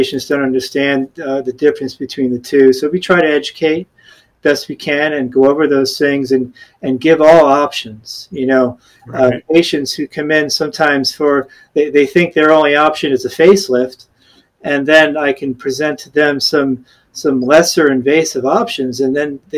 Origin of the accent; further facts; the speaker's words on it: New York, United States; moved away as an adult; also born or lived in Gainesville, Florida; now in Naples, United States; I grew up in New York